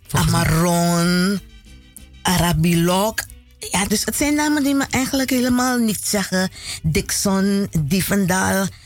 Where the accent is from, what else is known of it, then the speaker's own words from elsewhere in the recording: Paramaribo, Paramaribo District, Suriname; moved away; also born or lived in Netherlands; Ja, ik ben nog geboren in Suriname. Waar precies? Eh, Paramaribo.